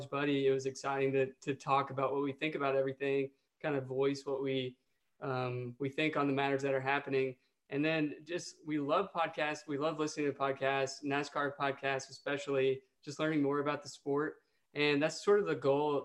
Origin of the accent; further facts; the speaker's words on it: Paducah, Kentucky, United States; now in Nashville, United States; I grew up in Western Kentucky